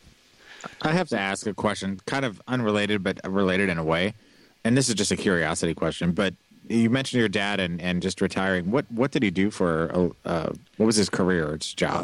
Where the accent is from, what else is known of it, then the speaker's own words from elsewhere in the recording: Kansas City, Missouri, United States; moved away; it's my hometown